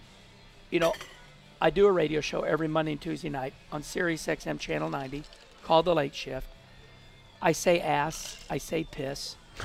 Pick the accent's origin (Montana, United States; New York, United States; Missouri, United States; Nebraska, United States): Missouri, United States; moved away as an adult; also born or lived in St. Louis, Missouri / Charlotte, North Carolina; I grew up in Missouri.